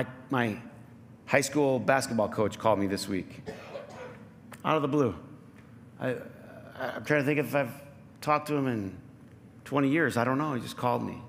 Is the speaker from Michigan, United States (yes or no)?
yes; Flint, Michigan, United States; I grew up in Flint